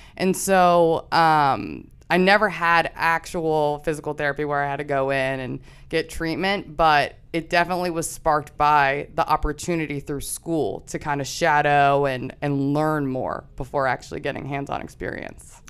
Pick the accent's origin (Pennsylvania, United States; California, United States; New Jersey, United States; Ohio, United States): Pennsylvania, United States; Chester Springs; I'm originally from Chester Springs, so that's about thirty minutes outside of here. grew up small town